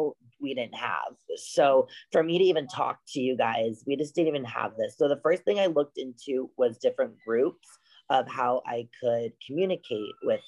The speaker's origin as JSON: {"language": "English", "town": "Los Angeles", "region": "California", "country": "United States", "said": "I'm from Los Angeles, California"}